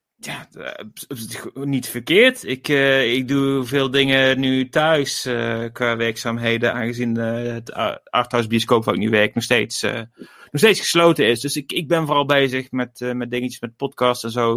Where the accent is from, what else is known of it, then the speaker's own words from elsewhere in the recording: Gemert, North Brabant, Netherlands; uit Gemert, waar ik vandaan kom